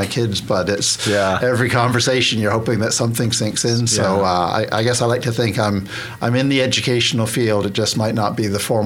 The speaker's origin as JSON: {"language": "English", "town": "Vancouver", "region": "British Columbia", "country": "Canada", "tie": "born or raised there", "also_born_or_lived": "Boston, United States / Connecticut, United States / Hong Kong / Portland, United States", "moved": "as an adult", "lives_now": "Oklahoma, United States", "said": "I grew up in Canada. I grew up mainly in Western Canada, a little bit in the city, a little bit rural, small town"}